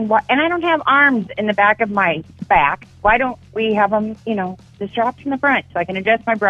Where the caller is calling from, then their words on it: Des Moines, Iowa, United States; I'm calling from the south side of Des Moines.